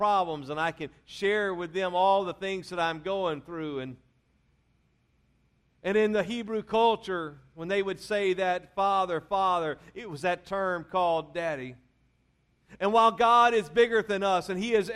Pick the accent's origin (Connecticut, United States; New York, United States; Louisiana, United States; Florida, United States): Louisiana, United States; I'm from Louisiana, that's where I was raised